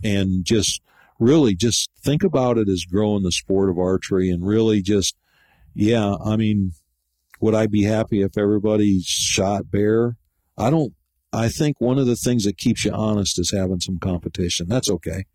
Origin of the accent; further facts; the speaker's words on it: Grayling, Michigan, United States; moved away as an adult; also born or lived in Flint, Michigan; now in Gainesville, United States; being a native of Michigan, that's where I grew up. I was born in Flint and moved to Grayling in 1967